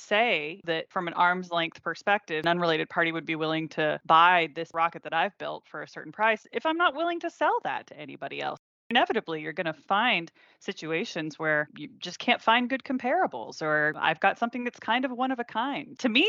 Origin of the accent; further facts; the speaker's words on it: Houston, Texas, United States; I'm from Houston, and we're pretty proud of our space program.